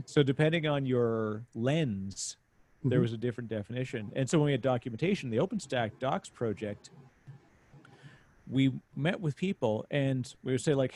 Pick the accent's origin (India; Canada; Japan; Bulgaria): Canada; I'm Canadian